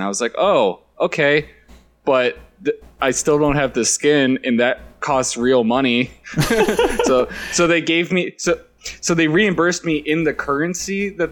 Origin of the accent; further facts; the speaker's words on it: United States; I'm American